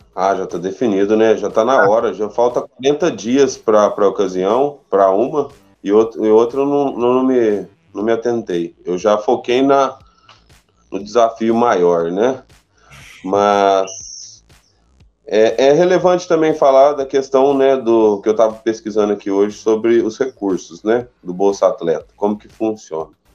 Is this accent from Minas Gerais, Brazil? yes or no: yes; Guaranésia, Minas Gerais, Brazil; Sou natural daqui, minha família por parte de mãe também